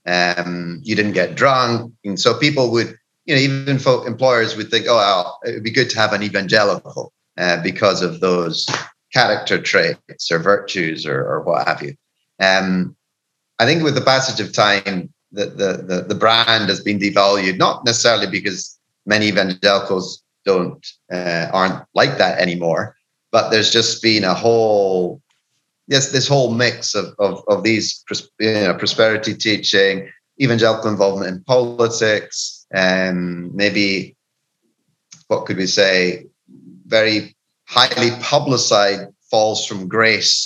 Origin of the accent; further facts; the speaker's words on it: Scotland, United Kingdom; now in Peru; being a Scottish cynic